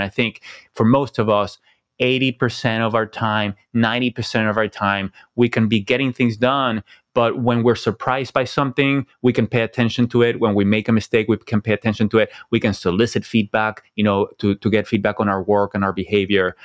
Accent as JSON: {"language": "English", "country": "Venezuela", "also_born_or_lived": "Silicon Valley", "moved": "yes", "said": "I came from Venezuela. I never thought I would live outside Venezuela."}